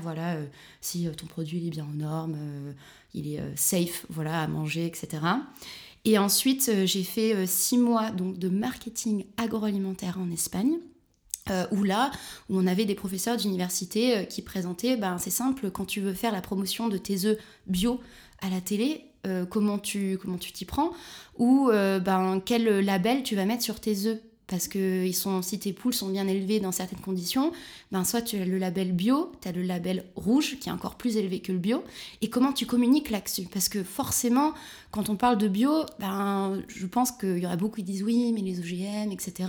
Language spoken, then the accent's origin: French; near Marseille, Provence-Alpes-Côte d'Azur, France; moved away as an adult; also born or lived in Barcelona, Spain; now in Berlin, Germany; Je viens du sud de la France, près de Marseille.